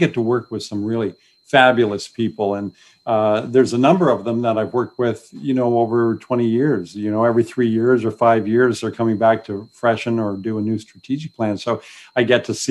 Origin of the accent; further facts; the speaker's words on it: Newburgh, Ontario, Canada; also born or lived in Napanee; now in Kingston, Canada; I grew up really in Newburgh, went to high school in Napanee, went to Queens